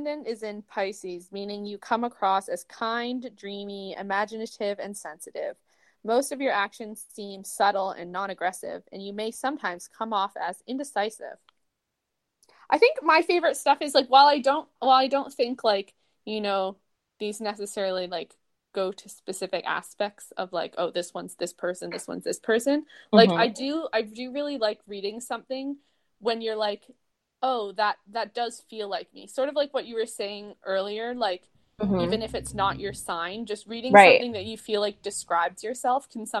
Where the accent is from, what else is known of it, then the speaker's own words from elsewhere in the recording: Toronto, Ontario, Canada; I was born on February 10th, 1995 at 8:43 a.m. in Toronto, Canada